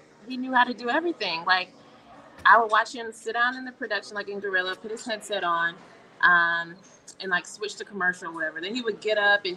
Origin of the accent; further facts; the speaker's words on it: Columbia, South Carolina, United States; I'm from Columbia, South Carolina.